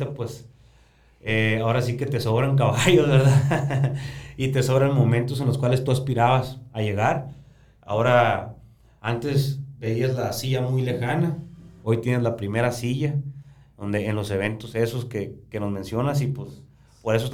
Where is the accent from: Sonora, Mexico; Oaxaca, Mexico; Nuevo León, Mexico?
Sonora, Mexico; Cananea; yo soy de Cananea